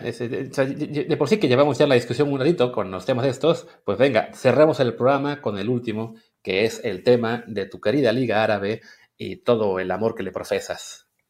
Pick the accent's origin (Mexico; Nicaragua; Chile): Mexico; moved away; que somos mexicanos de nacimiento, nos fuimos a vivir a otra parte